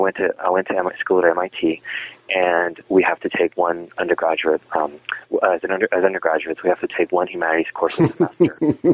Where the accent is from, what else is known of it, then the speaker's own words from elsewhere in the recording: Texas, United States; now in Massachusetts, United States; when I was growing up in South Texas, even though we think of Mexican Americans in the U.S. as being an ethnic minority population. In South Texas, they're the majority population.